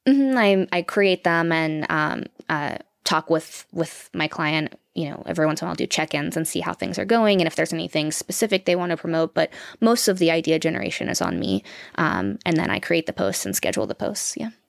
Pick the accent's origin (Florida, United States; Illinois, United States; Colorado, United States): Florida, United States; moved away as an adult; also born or lived in California; we're from Florida